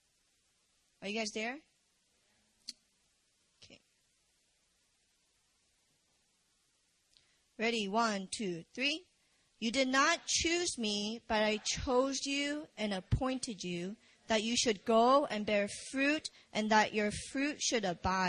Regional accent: Virginia, United States; moved away as an adult; also born or lived in Busan, South Korea; now in South Korea; I was born in Korea, and I moved to America when I was 5. So I'm from Virginia, and VA

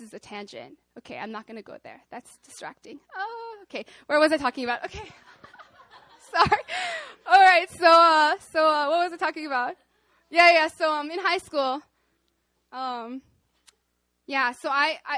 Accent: Arkansas, United States; moved away as an adult; now in South Korea; I'm from Arkansas

